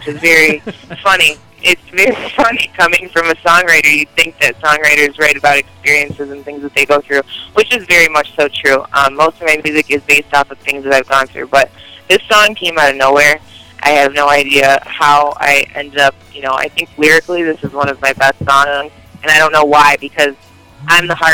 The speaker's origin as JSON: {"language": "English", "town": "Detroit", "region": "Michigan", "country": "United States", "tie": "born or raised there", "moved": "yes", "said": "that's my hometown"}